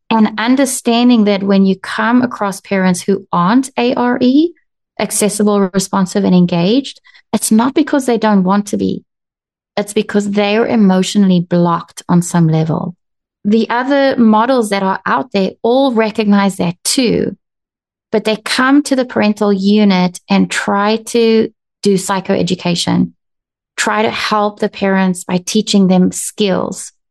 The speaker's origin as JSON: {"language": "English", "country": "South Africa", "also_born_or_lived": "United States", "said": "I'm South African and American, and I'm a marriage and family therapist."}